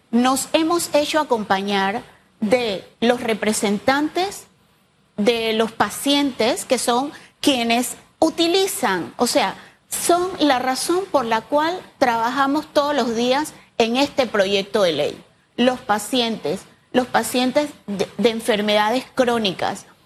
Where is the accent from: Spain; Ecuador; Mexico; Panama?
Panama; Entonces, nosotros como panameños ya es hora y por eso hemos asumido el reto